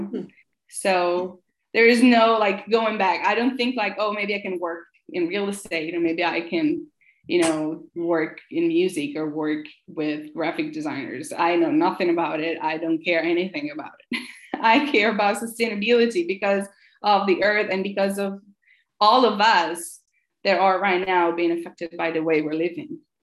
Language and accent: English; Italy; English is a second language; moved away as an adult; also born or lived in San Francisco, United States; I'm from Italy, so I moved back to Italy